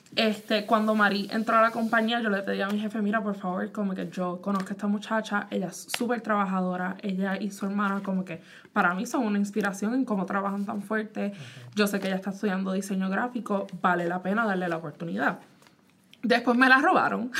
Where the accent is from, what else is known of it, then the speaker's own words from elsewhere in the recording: Puerto Rico; now in United States; yo pues nací en Puerto Rico